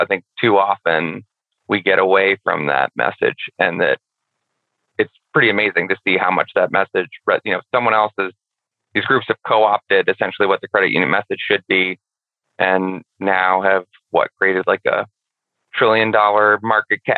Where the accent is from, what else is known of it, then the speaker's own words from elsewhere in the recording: Boston, Massachusetts, United States; I'm from Boston